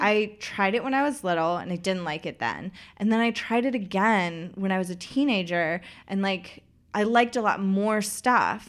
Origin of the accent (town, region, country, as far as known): Knoxville, Tennessee, United States; born or raised there